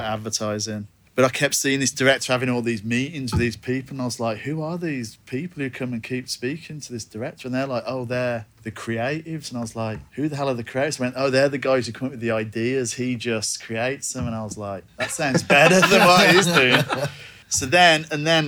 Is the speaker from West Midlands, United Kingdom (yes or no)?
yes; Birmingham, West Midlands, United Kingdom; now in New Zealand; I was born and raised in Birmingham, England.